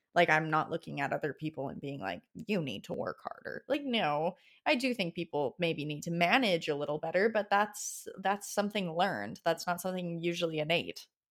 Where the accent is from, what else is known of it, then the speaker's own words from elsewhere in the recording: Alberta, Canada; I'm from Alberta, I'm Alberta raised